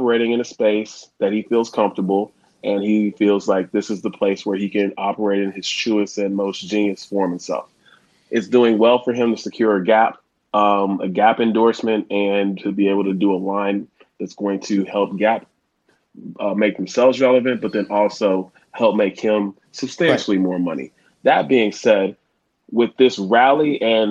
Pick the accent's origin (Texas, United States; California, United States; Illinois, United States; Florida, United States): Texas, United States; Houston; also born or lived in Ohio; I'm originally from Houston, Texas, and originally of parents from Nigeria.